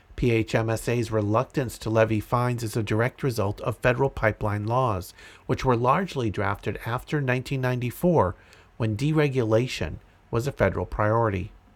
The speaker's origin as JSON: {"language": "English", "town": "Andover", "region": "Massachusetts", "country": "United States", "moved": "yes", "said": "I am originally from Andover, Massachusetts, and still have family in the area"}